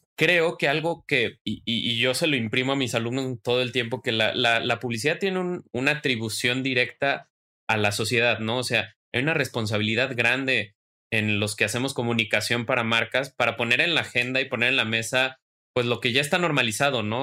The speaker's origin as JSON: {"language": "Spanish", "country": "Mexico", "said": "yo como mexicano"}